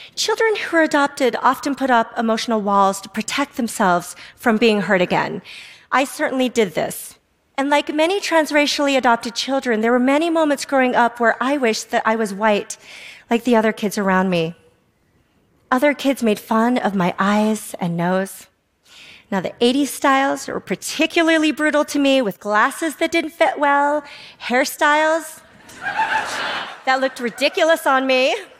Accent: Salt Lake City, Utah, United States; also born or lived in South Korea; was three years old, I was transracially adopted from South Korea by a white family in Salt Lake City, Utah. I arrived in America

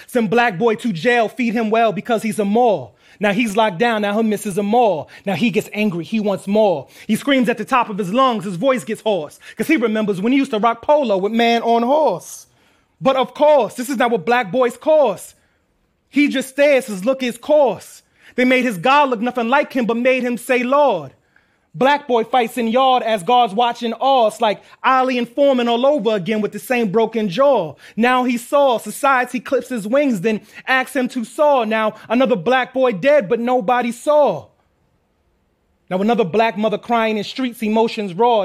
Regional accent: New York City, New York, United States; We're from Queens.

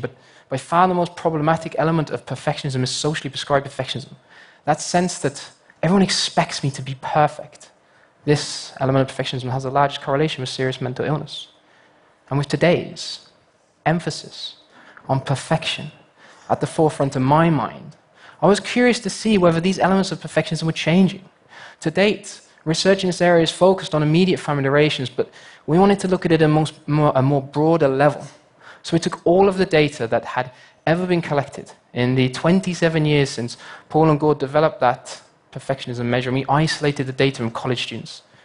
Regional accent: United Kingdom; my home country, the United Kingdom

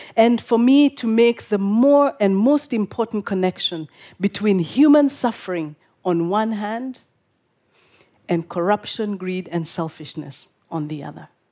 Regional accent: Nairobi, Kenya; This is my hometown of Nairobi

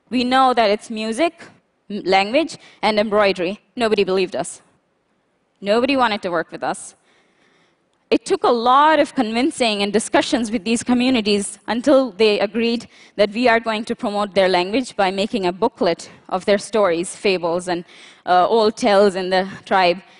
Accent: Pakistan; born or raised there

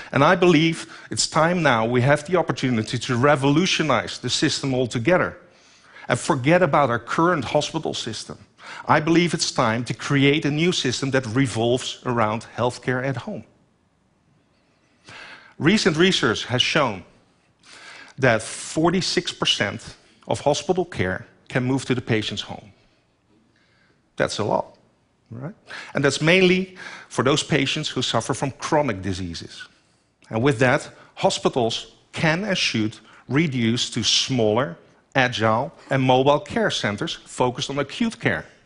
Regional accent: Netherlands; In my home country, the Netherlands, only 17 million people live there. We're short 125,000 nurses over the coming years.

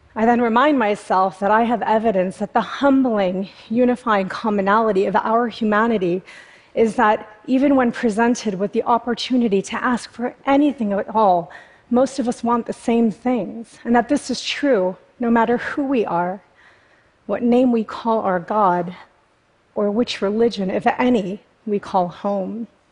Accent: United States; I was raised in America by Indian parents

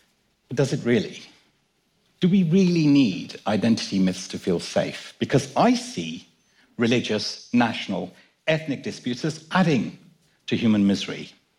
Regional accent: London, United Kingdom; also born or lived in Kenya; My dad and I were born in Kenya, and I was brought up in London.

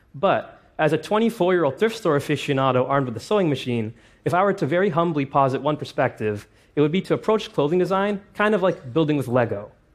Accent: Toronto, Ontario, Canada; my hometown of Toronto

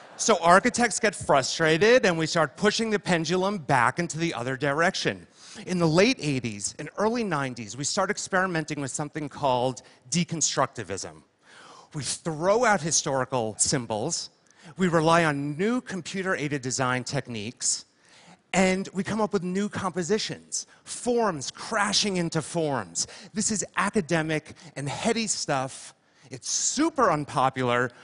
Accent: Livingston, New Jersey, United States; I'm from Jersey, and I was six, and I lived there in my parents' house in a town called Livingston. And this was my childhood bedroom.

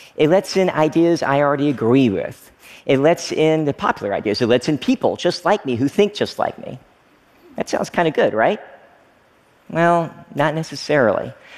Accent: Frankfort, Kentucky, United States; born or raised there; moved away as an adult; also born or lived in Oneida, Tennessee / Stearns, Kentucky

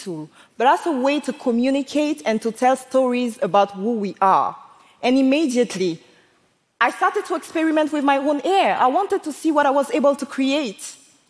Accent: Côte d’Ivoire; s born and I grew up in Ivory Coast. And like so many other African kids, I used to resent my blackness, including my hair.

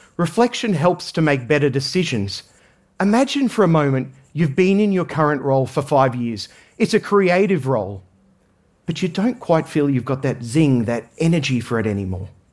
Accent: Australia; I grew up in Australia

